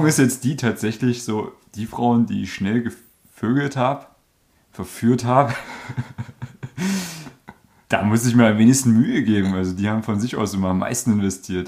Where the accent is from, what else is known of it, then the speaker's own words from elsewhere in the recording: Germany; moved away; da wo ich geboren bin, da steht ein Baum